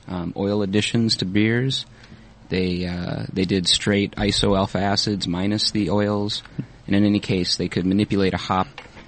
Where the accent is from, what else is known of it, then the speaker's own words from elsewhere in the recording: Minnesota, United States; moved away as an adult; also born or lived in Kalamazoo, Michigan; I was born and raised in Minnesota, which I'm not so sure that's known as a beer drinking state necessarily, but did college in Michigan.